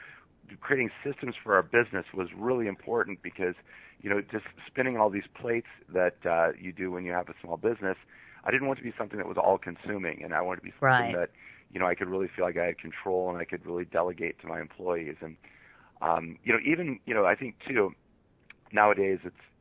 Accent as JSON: {"language": "English", "town": "Monroe", "region": "Michigan", "country": "United States", "moved": "as an adult", "lives_now": "Seattle, United States", "said": "I'm originally from Monroe, Michigan, and I live in Seattle, Washington now"}